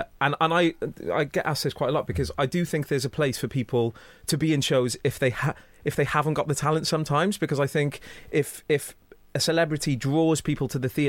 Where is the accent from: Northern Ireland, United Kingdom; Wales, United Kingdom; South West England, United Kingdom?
Wales, United Kingdom; Cardiff; I went back to Cardiff and, like, my hometown is not an easy place. Like, I love it dearly. It's made me who I am. I love Wales.